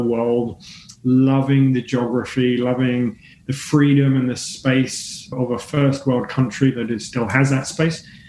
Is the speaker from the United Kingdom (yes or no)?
yes; England, United Kingdom; moved away as an adult; now in Australia; even though I'm based in Australia for 21 years now, I'm English originally